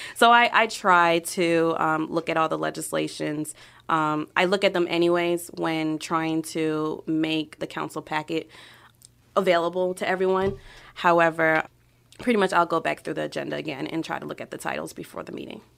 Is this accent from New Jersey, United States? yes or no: no; New York City, New York, United States; also born or lived in Queens, New York / Florida / Ohio; now in Brunswick, Ohio, United States; I was born in Queens, um, spent majority of my childhood in Brooklyn, and then moved from New York to Florida.